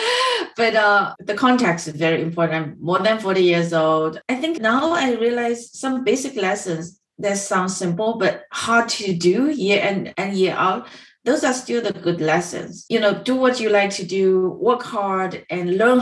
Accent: Dongyang, Zhejiang, China; moved away; also born or lived in Chicago; I grew up in Zhejiang

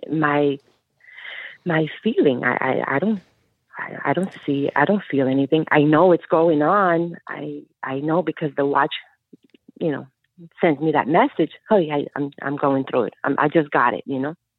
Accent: Colombia; also born or lived in New Jersey; now in United States; I came from Colombia

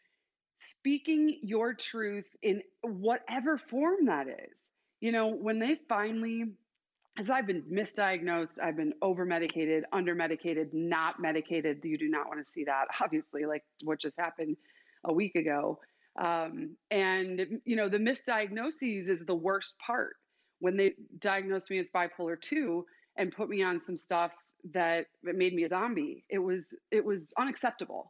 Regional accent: Chicago, Illinois, United States; now in Boise, United States; I'm actually from Chicago, but live in Idaho, still in culture shock

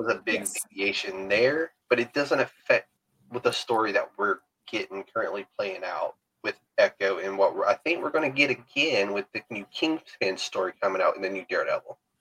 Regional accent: Alabama, United States; I'm from Alabama

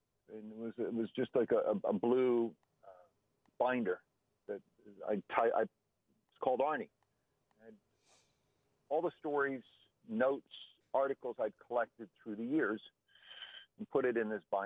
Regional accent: Allentown, Pennsylvania, United States; moved away; when I was a kid growing up in Allentown

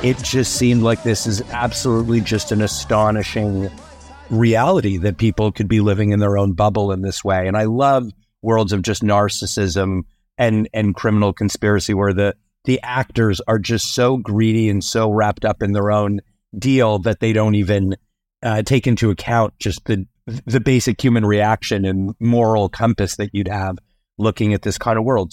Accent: Canada; I'm Canadian

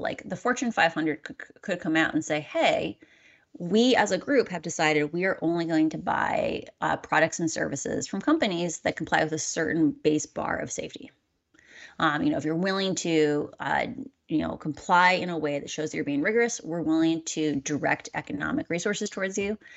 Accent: Midwest, United States; I'm a Midwesterner.

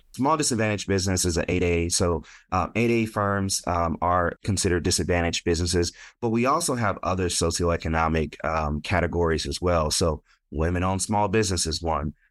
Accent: Stockton, California, United States; moved away; I grew up in Stockton, California, born and raised

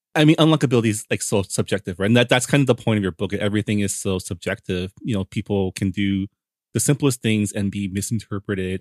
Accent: San Gabriel, California, United States; I grew up in the San Gabriel Valley, in the city of San Gabriel.

